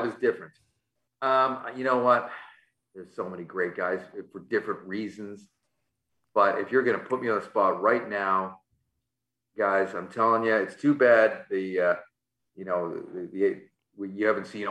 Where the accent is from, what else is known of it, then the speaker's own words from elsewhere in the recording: Vancouver, British Columbia, Canada; I grew up in Vancouver